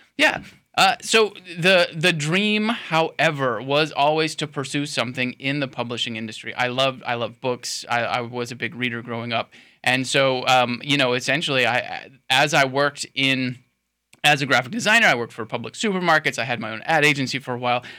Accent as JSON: {"language": "English", "town": "Sebring", "region": "Florida", "country": "United States", "tie": "born or raised there", "lives_now": "Lakeland, United States", "said": "my hometown in Sebring, you know, I, I, became like a cub reporter at age 16 for my hometown newspaper"}